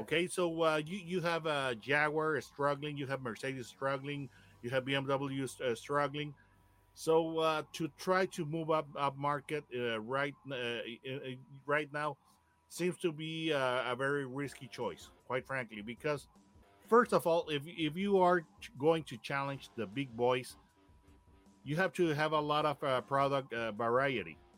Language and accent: English; Monterrey, Nuevo León, Mexico; we in Monterrey, Mexico, my hometown